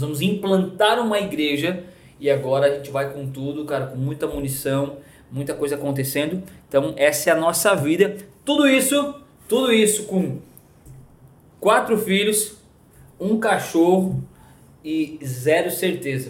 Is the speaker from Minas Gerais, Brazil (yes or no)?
no; Capão da Canoa, Rio Grande do Sul, Brazil; moved away as an adult; also born or lived in Florianópolis / São Paulo; nasci no Rio Grande do Sul, cidadezinha do interior do Rio Grande do Sul, na verdade litorânea, chamada Capão da Canoa